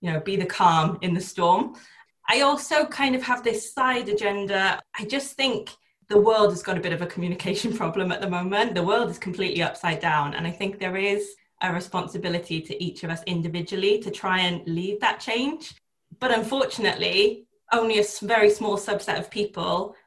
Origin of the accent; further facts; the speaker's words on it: South Wales, United Kingdom; now in Oxfordshire, United Kingdom; I was born and bred in South Wales. I'm a valley girl at heart, but I'm currently living in Oxfordshire